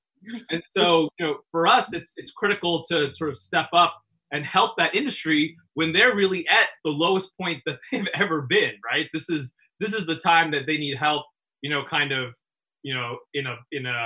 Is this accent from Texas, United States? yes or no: no; New York City, New York, United States; we've been born and bred in Brooklyn. This is where we live